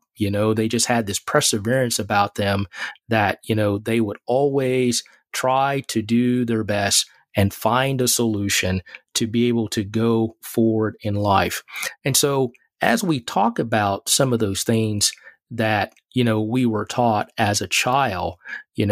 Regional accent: Mississippi, United States; as a child growing up in Mississippi

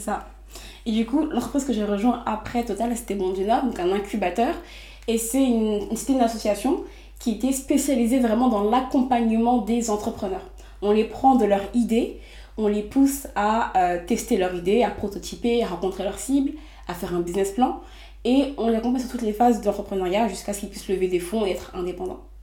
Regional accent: Les Mureaux, Île-de-France, France; j'ai grandi au Muro, donc dans les Yvelines

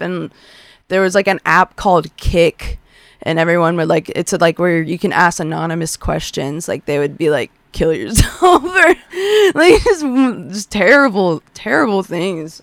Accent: Westlake, United States; I grew up in Westlake, Westlake schools

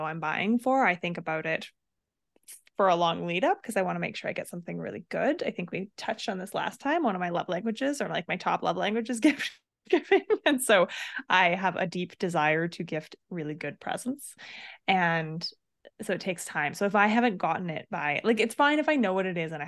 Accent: Canmore, Alberta, Canada; I grew up in Canmore

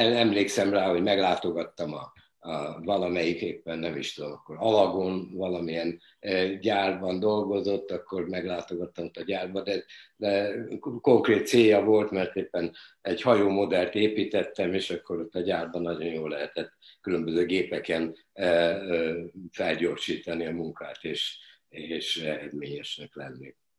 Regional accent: Budapest, Hungary; az a Budapest bombázásának az ideje volt, születtem, és, és fölnövel, fölnövekedve ugye a bizonyos átkosban nőttünk föl

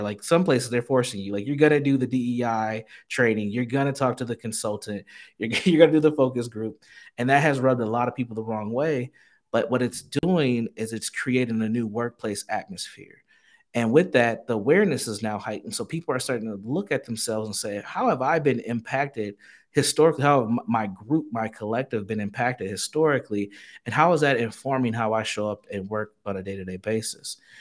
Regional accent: Saint Paul, Minnesota, United States; born and raised in Saint Paul, Minnesota.

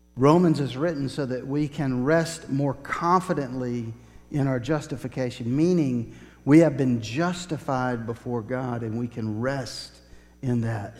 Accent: Woodstock, Georgia, United States; I grew up in Woodstock, not too far from Kennesaw Mountain

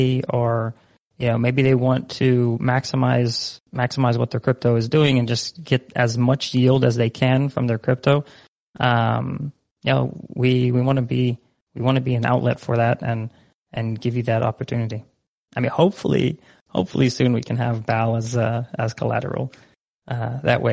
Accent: Netherlands; moved away; I myself, like, born and raised in the Netherlands. So I'm like half Dutch, half Egyptian

